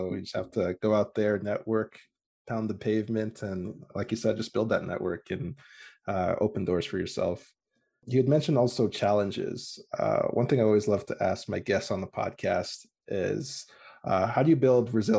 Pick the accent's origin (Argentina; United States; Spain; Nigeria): Nigeria; now in Calgary, Canada; I'm from Nigeria